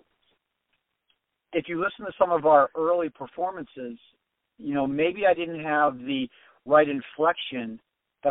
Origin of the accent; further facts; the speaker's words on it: Avalon, Pennsylvania, United States; I'm originally from the Pittsburgh area, I'm from Avalon.